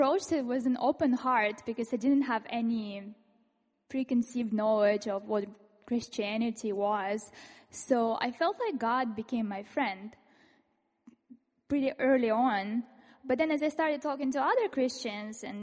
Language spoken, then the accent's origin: English; Ukraine; moved away; I come from this industrial city, and I was born in Soviet Union, and it became independent Ukraine later.